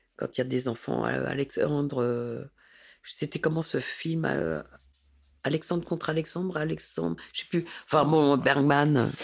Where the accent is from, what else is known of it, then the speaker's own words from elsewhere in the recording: Paris, Île-de-France, France; also born or lived in Saint-Denis; J'ai grandi, je suis né à Paris et j'ai grandi à Paris.